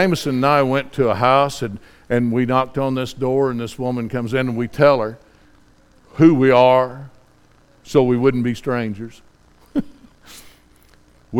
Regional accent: Tennessee, United States; I'm a hillbilly from Tennessee

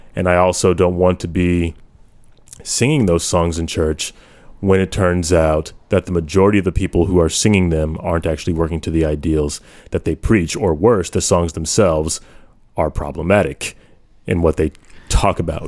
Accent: United States; I haven't been a proud American for quite some time, but I have owned that label

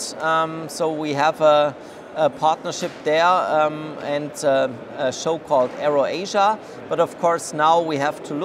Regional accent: Friedrichshafen, Baden-Württemberg, Germany; I come from Friedrichshafen, so I know the region

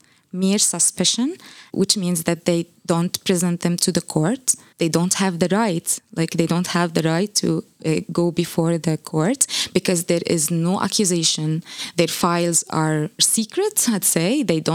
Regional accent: West Bank, Palestine; moved away as an adult; now in Ireland; I came to Ireland 3 years ago. I'm originally from the West Bank, a small village in the West Bank in Palestine. My family is still there.

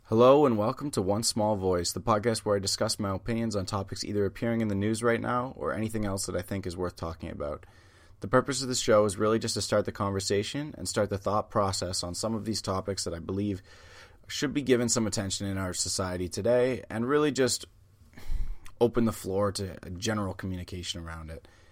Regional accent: Canada; I'm a Canadian

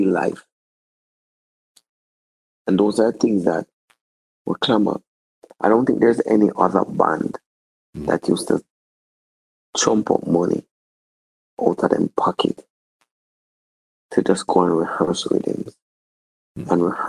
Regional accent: Jamaica; I'm thoroughly Jamaican.

